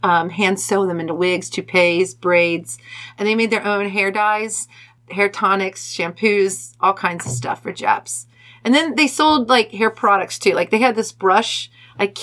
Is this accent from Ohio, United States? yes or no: yes; Cincinnati, Ohio, United States; I'm from Cincinnati, born and raised.